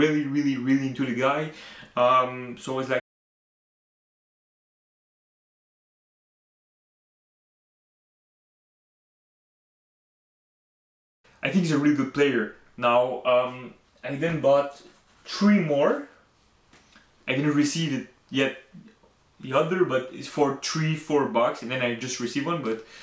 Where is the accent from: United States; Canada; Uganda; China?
Canada; I'm French Canadian